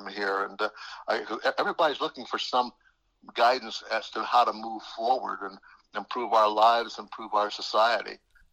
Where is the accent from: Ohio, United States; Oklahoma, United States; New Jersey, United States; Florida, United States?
Ohio, United States; Middletown; I grew up there in Southern Ohio